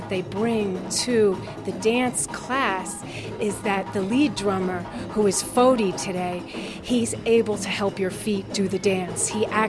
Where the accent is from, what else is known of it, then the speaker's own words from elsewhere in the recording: New York City, New York, United States; I'm from New York City.